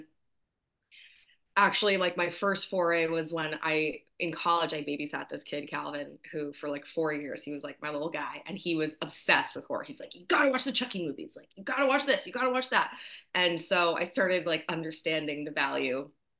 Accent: East Coast, United States; moved away as an adult; also born or lived in New York; now in Los Angeles, United States; I'm from the East Coast

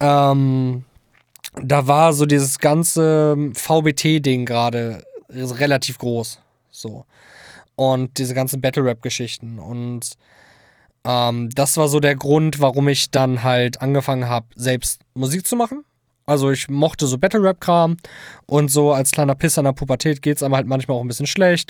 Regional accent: Hildesheim, Lower Saxony, Germany; komme aus dem wunderschönen Niedersachsen, um es genau zu sagen, Hildesheim

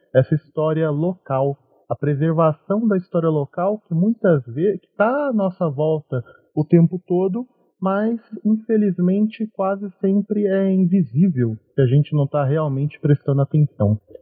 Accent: Cravinhos, São Paulo, Brazil; eu sou da cidade de Cravinhos, pertinho de Ribeirão Preto

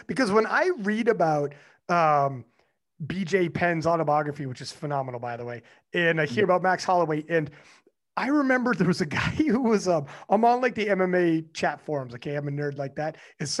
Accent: Canada; I'm from Canada, dog.

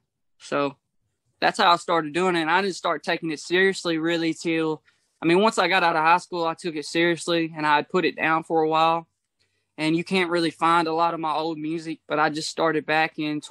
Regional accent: Portland, Tennessee, United States; also born or lived in Franklin, Kentucky; I'm from Portland, Tennessee and Franklin, Kentucky, man. It's the line of Tennessee and Kentucky. So I'm from there. I was back and forth, my whole life between Portland and Franklin.

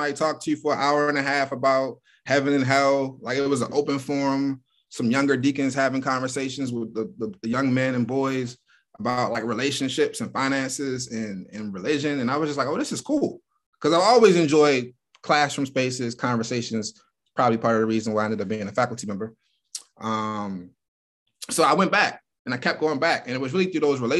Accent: Baltimore, Maryland, United States; moved away as an adult; now in Columbus, United States; Born and raised in Baltimore, Maryland

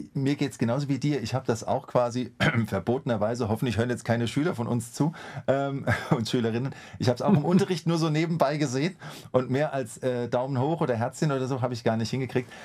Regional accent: Mainz, Rhineland-Palatinate, Germany; ich als Mainzer

